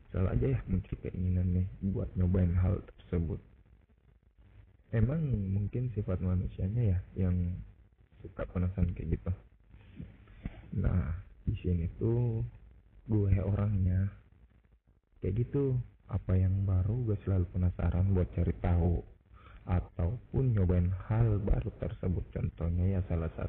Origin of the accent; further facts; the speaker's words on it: Makassar, South Sulawesi, Indonesia; now in East Kalimantan, Indonesia; gue asli orang Makassar yang sekarang jadi budak korporat lah di salah satu kota di Kalimantan Timur